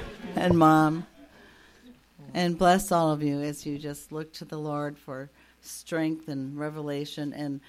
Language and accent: English; Japan; And we have a lot to learn from the Asian culture, as my folks and I grew up in Japan